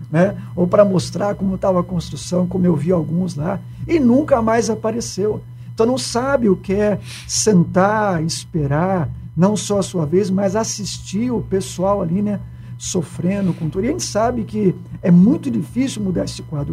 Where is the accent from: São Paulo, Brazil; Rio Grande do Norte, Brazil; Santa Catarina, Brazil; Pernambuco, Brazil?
São Paulo, Brazil; Campinas; moved away as an adult; now in Ribeirão Preto, Brazil; eu sou de Campinas